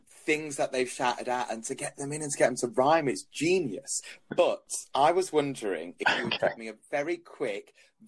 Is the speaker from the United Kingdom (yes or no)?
yes; Midlands, United Kingdom; I'm from the Midlands